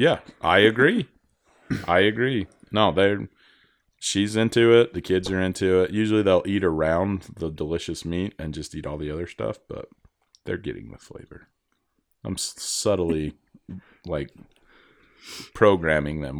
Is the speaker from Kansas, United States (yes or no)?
no; Idaho, United States; I grew up in Idaho